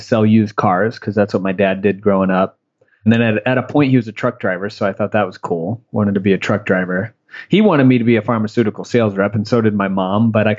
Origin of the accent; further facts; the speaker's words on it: Michigan, United States; moved away; also born or lived in Tampa, Florida; I'm actually originally from Michigan.